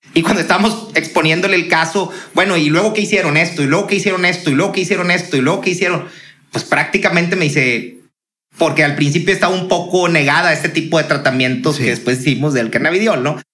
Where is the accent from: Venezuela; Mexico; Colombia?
Mexico; Monterrey, Nuevo León; somos regios